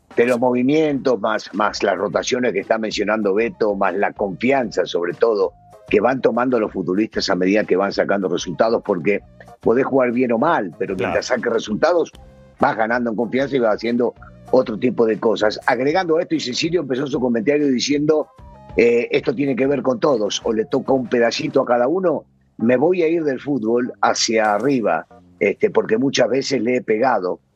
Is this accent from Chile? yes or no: no; Argentina; Yo soy argentino